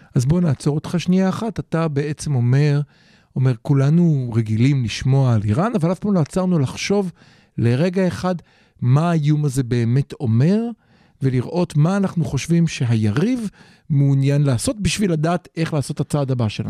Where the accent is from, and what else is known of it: Israel